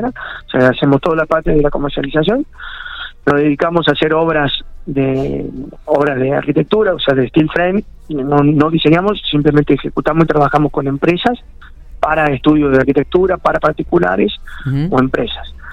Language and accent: Spanish; Córdoba, Argentina; now in Santa Rosa, Argentina; Eh, yo vengo de Córdoba, soy arquitecto, Gaby es nutricionista, yo he estado allá en, obras en Córdoba permanentemente.